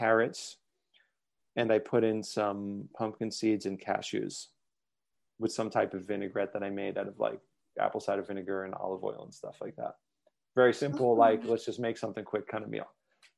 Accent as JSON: {"language": "English", "region": "New York", "country": "United States", "moved": "as an adult", "lives_now": "Ashland, United States", "said": "I'm from New York, by the way, and I live in Ashland, Oregon"}